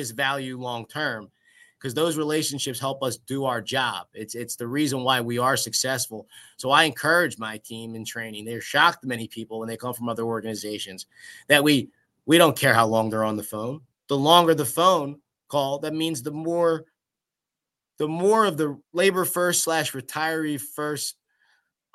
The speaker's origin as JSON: {"language": "English", "town": "Philadelphia", "region": "Pennsylvania", "country": "United States", "tie": "born or raised there", "said": "growing up in Philadelphia"}